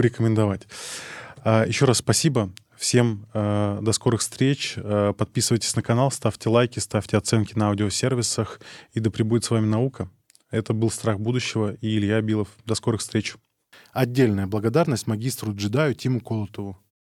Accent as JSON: {"language": "Russian", "region": "Arkhangelsk Oblast", "country": "Russia", "tie": "born or raised there", "said": "я из Архангельской области, э, из маленького поселка"}